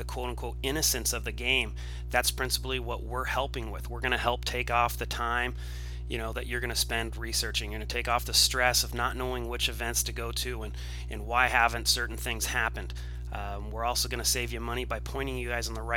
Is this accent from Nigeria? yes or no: no; Southern California, United States; I'm from Southern California.